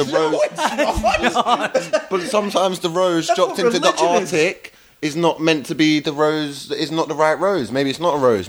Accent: London, United Kingdom; I'm from South London.

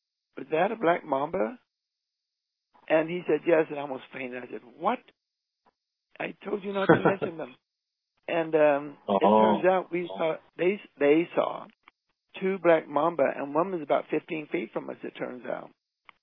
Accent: Utah, United States; we're from Utah

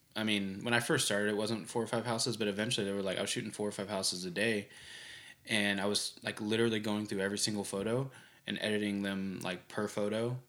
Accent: Bartlesville, Oklahoma, United States; born or raised there; also born or lived in Tulsa, Oklahoma / Pittsburgh, Kansas / Clearwater, Florida; now in Oklahoma City, United States

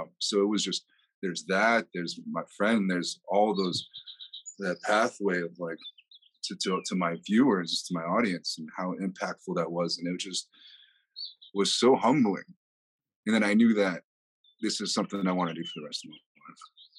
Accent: Miami, Florida, United States; born there; I was born in Miami, Florida, to a German father and a Colombian Venezuelan mother.

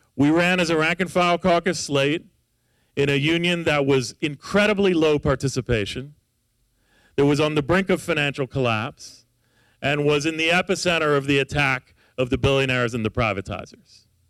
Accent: Los Angeles, California, United States; I'm from Los Angeles

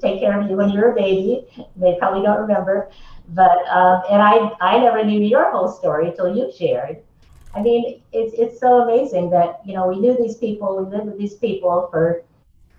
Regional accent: Lexington, Massachusetts, United States; moved away; also born or lived in Los Angeles / Española; I grew up in mostly in Lexington, Massachusetts, on the East Coast

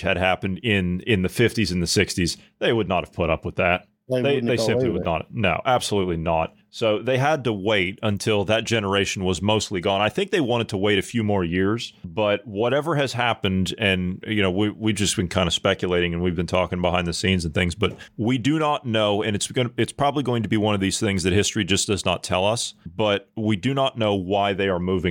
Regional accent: United States; as an American

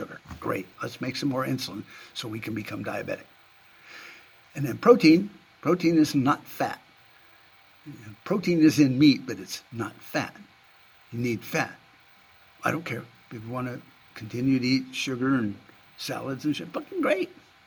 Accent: United States; I'm an American

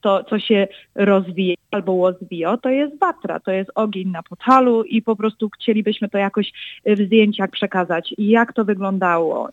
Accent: Chicago, Illinois, United States; od początku urodziłam się w Stanach

